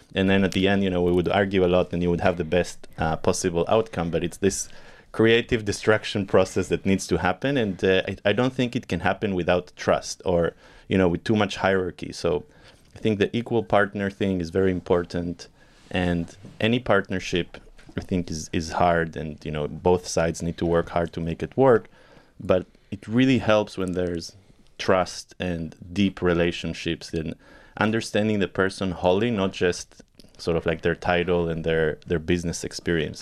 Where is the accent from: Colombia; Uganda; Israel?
Israel; also born or lived in Argentina; I was born in Argentina and I moved to Israel when I was eight years old with my family. And uh, I grew up in Israel and spent my formative years here.